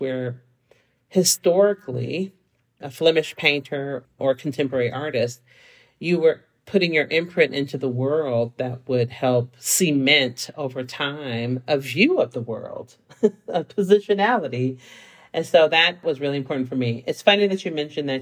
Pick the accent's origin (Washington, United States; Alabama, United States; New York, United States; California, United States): California, United States; San Francisco; also born or lived in Seattle; now in Los Angeles, United States; I grew up in San Francisco in the Fillmore, and I'm the first generation college student